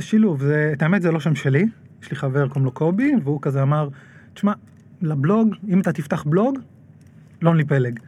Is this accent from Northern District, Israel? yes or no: yes; Nahariya, Northern District, Israel; גדלתי בנהריה